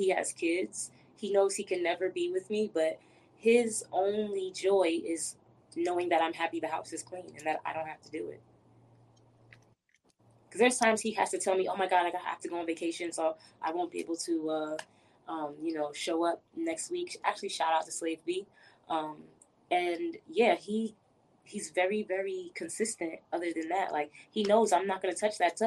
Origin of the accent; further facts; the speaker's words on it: New York City, New York, United States; moved away as an adult; now in Atlanta, United States; I'm from Brooklyn, New York.